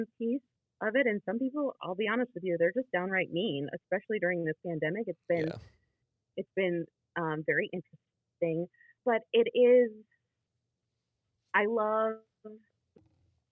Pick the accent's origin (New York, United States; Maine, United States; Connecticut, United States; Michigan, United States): Michigan, United States; Rochester; moved away as an adult; now in West Michigan (Lake Michigan shore), United States; when I was living on the east side in the Metro Detroit area growing up in Rochester